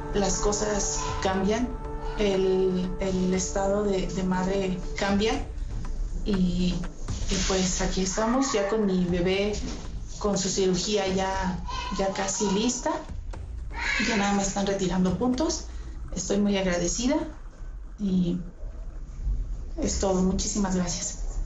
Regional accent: Ocampo, Michoacán, Mexico; soy de Ocampo, Michoacán

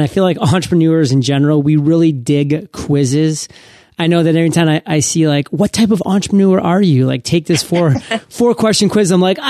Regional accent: New England, United States; now in San Diego, United States; I come from New England, Barrie.

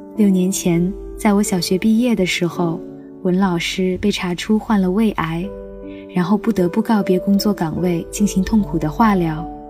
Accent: Mianyang, Sichuan, China; moved away as an adult; now in Nanjing, China; 来自四川绵阳，现在我在南京大学，距离我的家乡一千三百六十公里

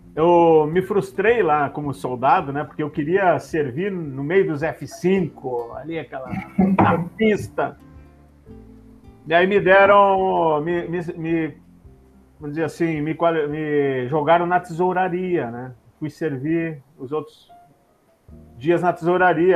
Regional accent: Venâncio Aires, Rio Grande do Sul, Brazil; moved away; sou natural de Venâncio Aires, no Rio Grande do Sul

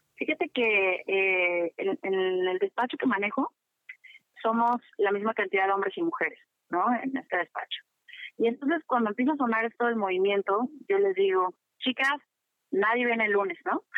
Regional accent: Mexico; como, mexicano

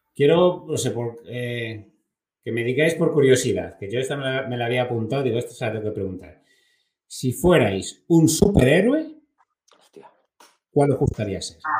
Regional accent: Consuegra, Castilla-La Mancha, Spain; soy de Consuera, donde hay muchos molinos

